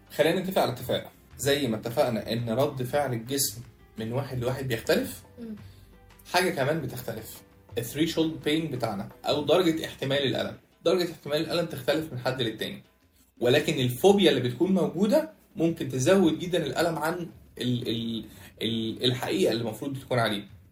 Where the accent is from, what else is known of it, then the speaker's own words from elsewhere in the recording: Egypt; احنا كمصريين